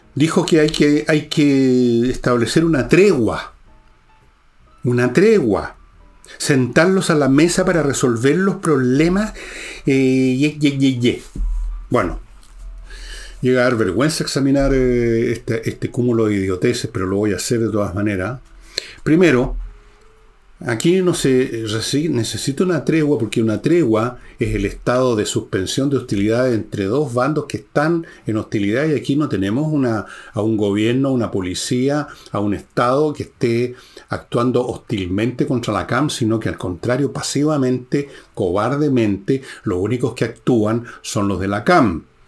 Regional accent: Chile; somos así los chilenos

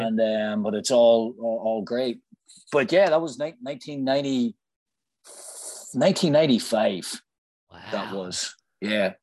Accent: Northern Ireland, United Kingdom; moved away as an adult; also born or lived in Nantucket, United States; when I was growing up in Ireland

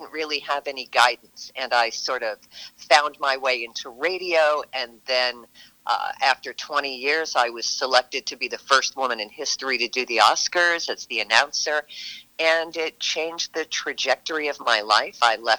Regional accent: New York, United States; born there; But I was born in New York. I had a very sort of sketchy childhood, being shuffled around between parents and family members

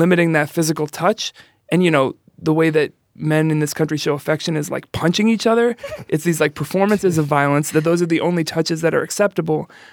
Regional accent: New York City, New York, United States; now in Chicago, United States; I'm from the Bronx.

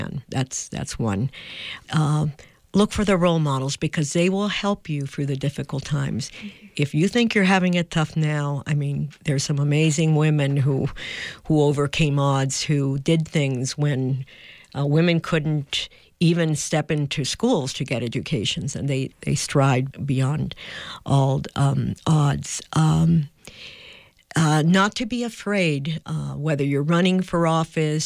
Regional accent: San Juan, Puerto Rico; moved away as an adult; also born or lived in New Mexico; I grew up in Puerto Rico

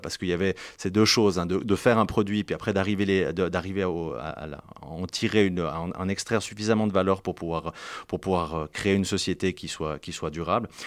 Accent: Martigny, Valais, Switzerland; also born or lived in Fribourg; Je viens de Martigny-en-Valais.

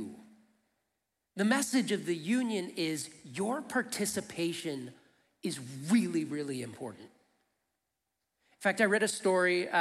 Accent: Flint, Michigan, United States; I grew up in Flint, Michigan.

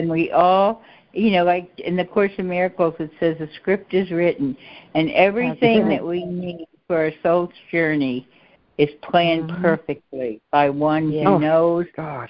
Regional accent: Maryland, United States; Well, we're both from Maryland. We're both from Maryland, so.

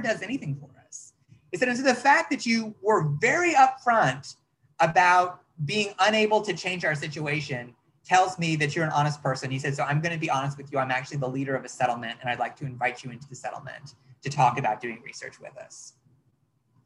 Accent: United States; I'm an American

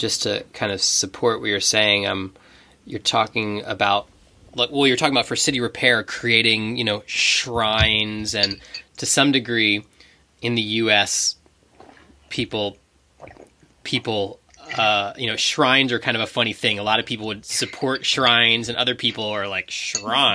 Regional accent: United States; We're from America

